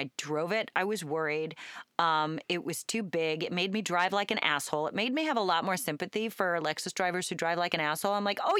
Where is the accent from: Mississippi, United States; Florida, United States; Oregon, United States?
Oregon, United States; Portland; I grew up in Southeast